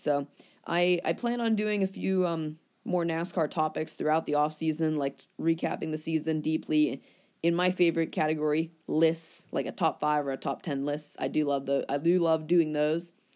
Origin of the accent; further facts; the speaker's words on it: Pittsburgh, Pennsylvania, United States; my hometown team, my favorite team since I was like a little kid, the Pittsburgh Penguins.